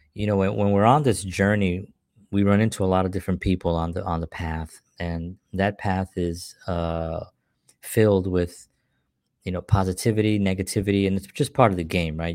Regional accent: New York City, New York, United States; growing up in the South Bronx, uh, in the welfare system

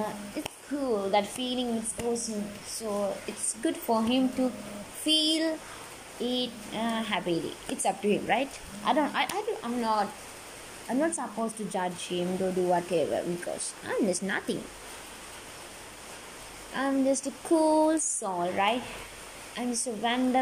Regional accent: Sri Lanka; I'm from Sri Lanka

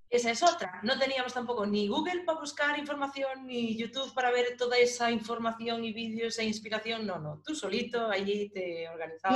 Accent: Galicia, Spain; nosotros también somos de Galicia.

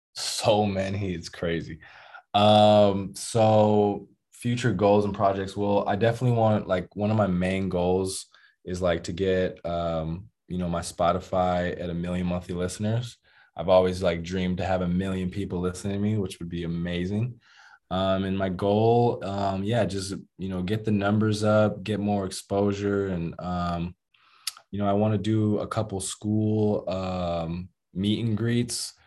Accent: United States; moved away as an adult; now in Brazil; I'm from America, so I'm different

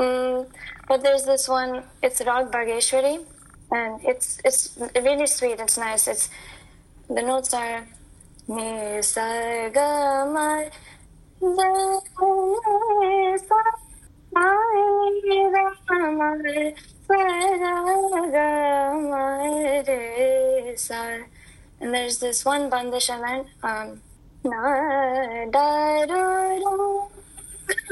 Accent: United States; growing up in America, you know, Indian Americans like me

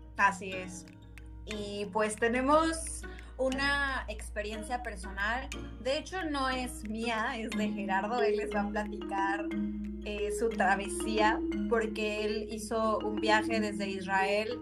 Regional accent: Mexico; now in Austria; nuestras experiencias como mexicanos que somos viviendo del otro lado del Atlántico

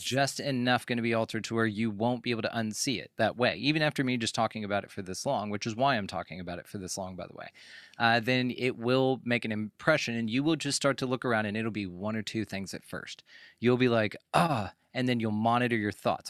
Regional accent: Texas, United States; growing up in Texas

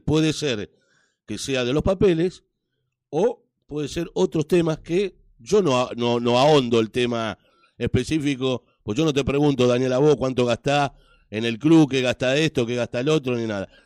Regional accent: Avellaneda, Buenos Aires Province, Argentina; yo soy un hombre de Sud, del barrio de Docsud

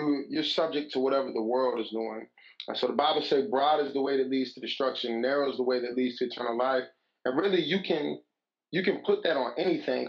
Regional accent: Chicago, Illinois, United States; also born or lived in Virginia; I'm from Chicago, Illinois

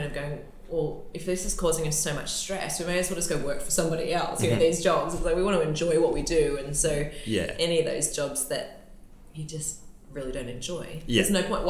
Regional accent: Newcastle, New South Wales, Australia; also born or lived in Sydney; We were living in Sydney, but I'm from Newcastle. And when we moved back up here

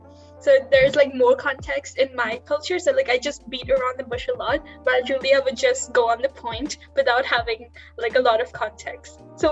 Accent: India; I'm from India, which is a high context culture country

